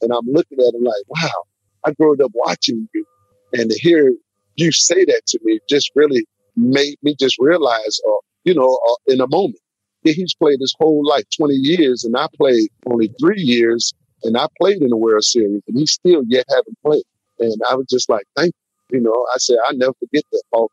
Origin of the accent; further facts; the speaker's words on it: Chicago, Illinois, United States; growing up in Chicago